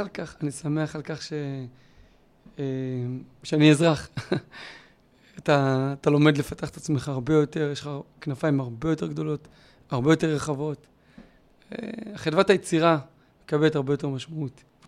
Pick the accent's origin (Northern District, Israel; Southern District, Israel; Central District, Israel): Southern District, Israel; Beersheba; גדלתי בשכונה ד' בבאר שבע